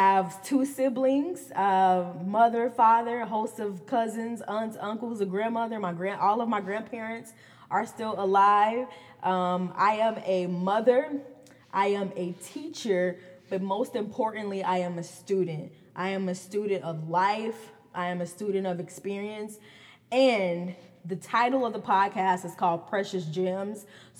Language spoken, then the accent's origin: English; Gary, Indiana, United States; I am from Gary, Indiana, born and raised.